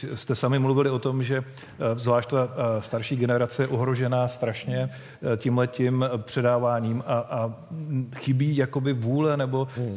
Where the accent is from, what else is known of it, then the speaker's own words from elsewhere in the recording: Czechia; My jako Češi máme takovou zvláštní povahu